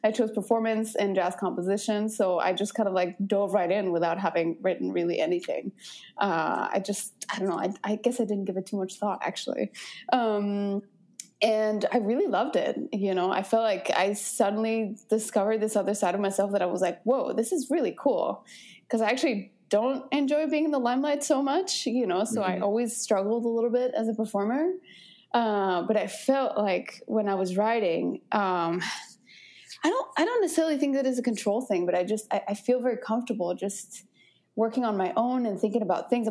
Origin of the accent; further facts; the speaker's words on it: Guadalajara, Jalisco, Mexico; moved away as an adult; now in United States; I'm originally from Mexico, from Guadalajara. And I moved to the States in 2009.